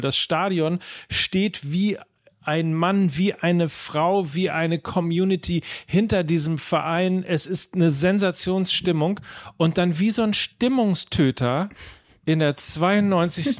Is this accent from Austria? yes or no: no; North Rhine-Westphalia, Germany; Ich bin ja Ostwestfale